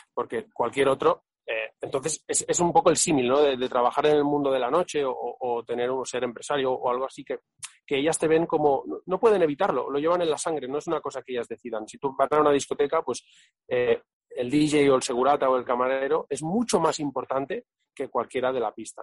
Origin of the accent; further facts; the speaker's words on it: Catalonia, Spain; soy catalán